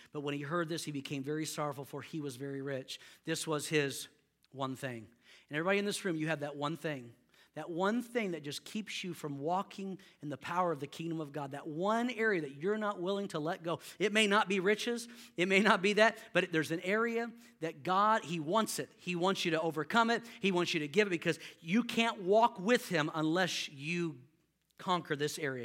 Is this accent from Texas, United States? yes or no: yes; Houston, Texas, United States; I grew up in Houston